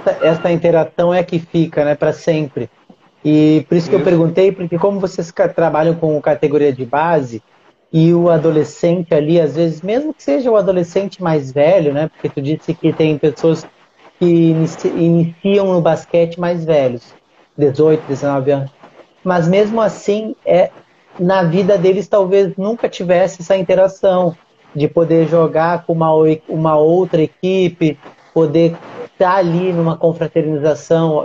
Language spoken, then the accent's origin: Portuguese; Uruguaiana, Rio Grande do Sul, Brazil; now in Rio de Janeiro, Brazil; a cidade onde eu nasci porque eu sou eu moro aqui no Rio de, no Rio de Janeiro só que eu sou de Uruguaiana, Rio Grande do Sul